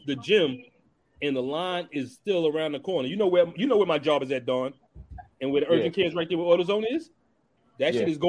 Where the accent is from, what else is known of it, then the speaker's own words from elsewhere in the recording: New York City, New York, United States; also born or lived in Queens; I'm from East New York, Cypress Projects.